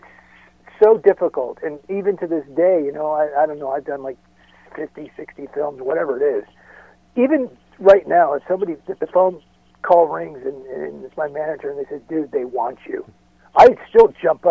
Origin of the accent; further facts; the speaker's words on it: about 40 miles north of Los Angeles, Southern California, United States; I moved back down to Southern California where I'm from. I was born and raised in California, about 40 miles north of Los Angeles